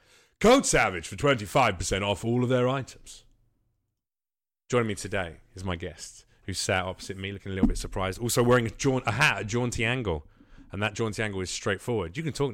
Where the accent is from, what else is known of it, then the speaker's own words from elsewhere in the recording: the South, United States; I can't do the voice now. I'm from the South.